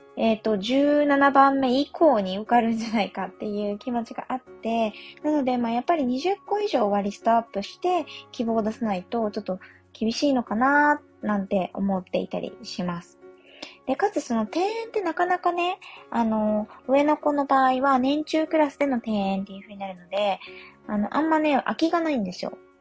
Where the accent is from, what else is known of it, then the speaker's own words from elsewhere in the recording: Yamagata, Japan; moved away; 私、地元が山形なんですけれども